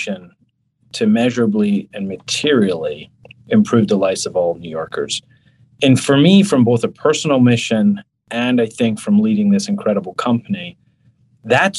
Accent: Scotland, United Kingdom; now in New York, United States; I'm from Scotland

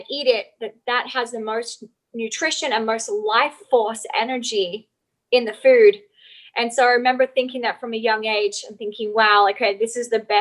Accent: Outback, Australia; I grew up in Outback Australia, actually.

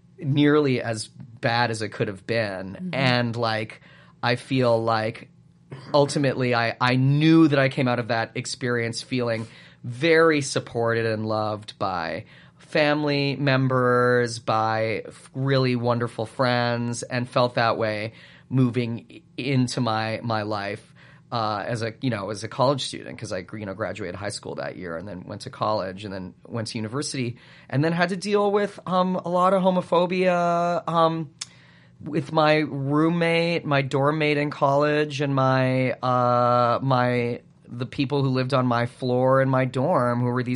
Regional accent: Calgary, Alberta, Canada; It might be a little bigger there now than it was when I grew up there, but it was small when I grew up in Calgary.

